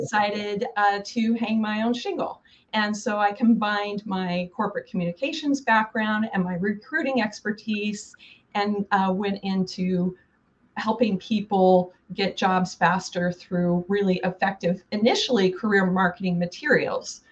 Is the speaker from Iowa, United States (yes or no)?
no; Oregon, United States; also born or lived in Sherman County, Oregon / Portland, Oregon / San Francisco Bay Area; I'm a native Oregonian